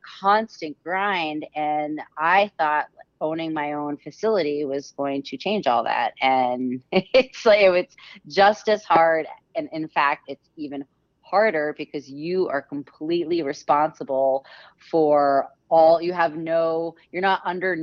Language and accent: English; Massachusetts, United States; I'm originally from Massachusetts